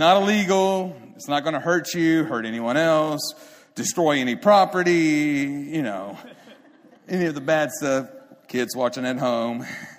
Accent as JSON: {"language": "English", "town": "Beeville", "region": "Texas", "country": "United States", "tie": "born there", "said": "I was born in Beeville, Texas, South Texas."}